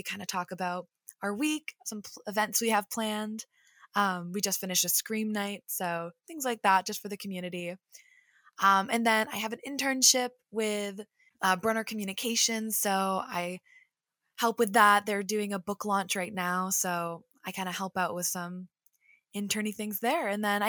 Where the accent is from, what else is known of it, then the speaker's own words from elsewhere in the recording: Plymouth, Massachusetts, United States; now in Boston, United States; I'm a junior journalism major here at Emerson. I'm from Plymouth, Massachusetts.